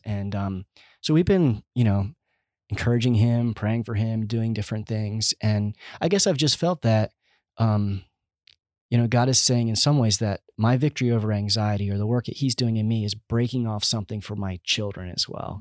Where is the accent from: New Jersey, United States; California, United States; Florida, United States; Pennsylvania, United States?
Pennsylvania, United States; Schwenksville; also born or lived in Kentucky; I grew up in Schwanksville, which we're actually in Schwanksville now in our home